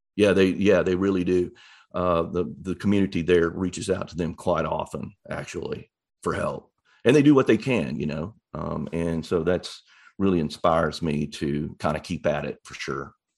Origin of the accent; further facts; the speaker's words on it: East Arkansas, United States; also born or lived in Little Rock, Arkansas; I grew up in East Arkansas near Memphis, Tennessee, on the, on the Arkansas side of the Mississippi River